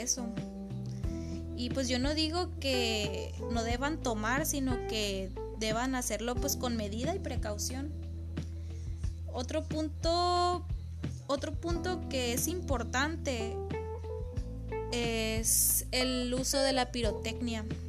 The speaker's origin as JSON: {"language": "Spanish", "country": "Mexico", "said": "como buen mexicano"}